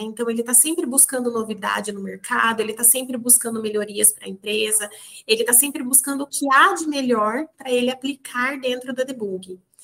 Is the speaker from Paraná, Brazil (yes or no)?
yes; Maringá, Paraná, Brazil; moved away as an adult; also born or lived in Curitiba; surgiu a oportunidade de eu estar mudando da minha cidade natal, que é Maringá, no norte do Paraná